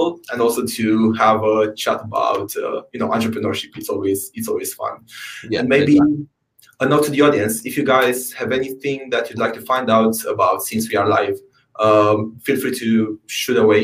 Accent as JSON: {"language": "English", "country": "Romania", "moved": "yes", "lives_now": "United Kingdom", "said": "my home country, Romania"}